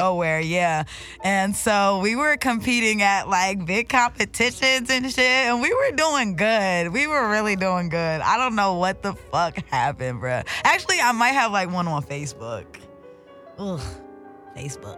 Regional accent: Delaware, United States; moved away as an adult; now in Los Angeles, United States; I'm actually from Delaware. That's on the East Coast

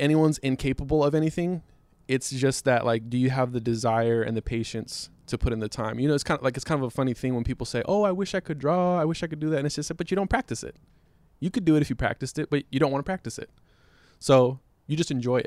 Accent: Inglewood, California, United States; I'm from Inglewood. So you got all these black kids just in the hood

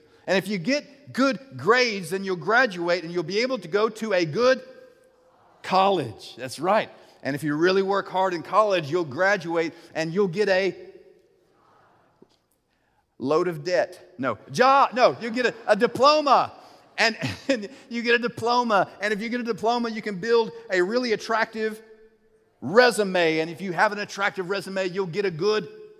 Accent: United States; As for me and my house, we are American Christians. If we lived in Ethiopia, we would be Ethiopian Christians

